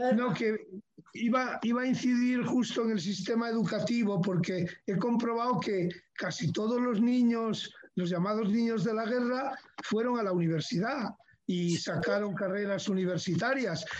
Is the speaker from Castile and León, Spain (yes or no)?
no; Gijón, Asturias, Spain; yo soy de la calzada